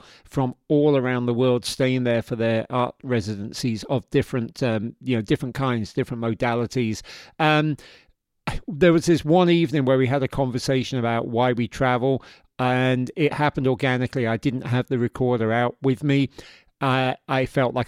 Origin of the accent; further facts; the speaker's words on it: London, United Kingdom; moved away as an adult; also born or lived in Yorkshire; now in New York, United States; I am from South London. Actually, I was born in Yorkshire, but I was raised in South London. I lived there from the age of 2 to the age of 22 or 23 when I came to New York.